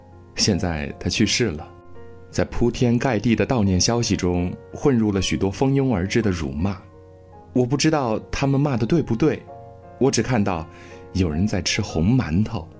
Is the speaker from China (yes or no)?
yes; Nanyang, Henan, China; 他大半辈子都生活在河南南阳，那是我的家乡，所以我从小就知道他。我家门口的那条马路，一直走，一直走。